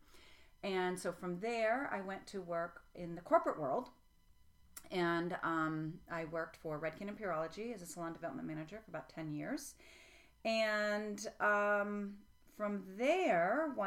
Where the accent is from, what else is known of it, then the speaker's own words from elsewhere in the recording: Vermont, United States; also born or lived in Tennessee; I grew up in Vermont